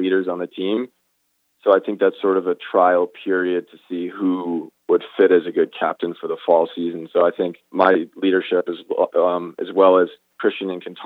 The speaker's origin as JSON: {"language": "English", "town": "Brookline", "region": "Massachusetts", "country": "United States", "tie": "born or raised there", "also_born_or_lived": "New Orleans, Louisiana / Winston-Salem, North Carolina", "said": "moved up to Brookline right outside of Boston for the last 16 years now, I'd say. So really spent most of my childhood in Brookline."}